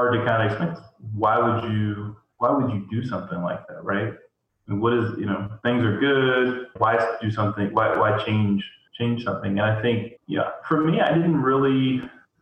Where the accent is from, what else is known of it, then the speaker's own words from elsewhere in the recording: Greensboro, North Carolina, United States; I grew up here in Greensboro.